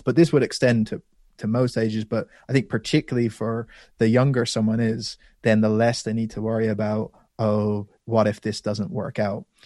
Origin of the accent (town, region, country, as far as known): Ireland; born or raised there; also born or lived in London